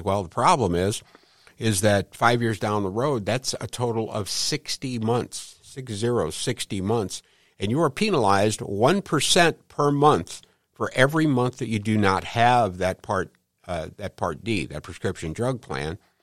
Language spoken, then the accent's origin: English; St. Louis, Missouri, United States; I grew up in Saint Louis, uh, right around the hill